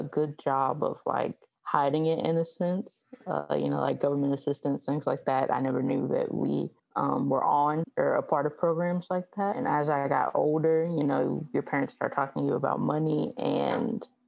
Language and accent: English; Southwest Virginia, United States; I am from Southwest Virginia. It is the country.